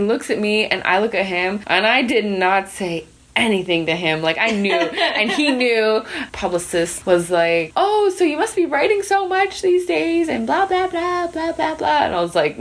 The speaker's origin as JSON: {"language": "English", "area": "Grey Owl's alleged territory", "region": "Saskatchewan", "country": "Canada", "said": "I'm from Gray Owl's alleged territory"}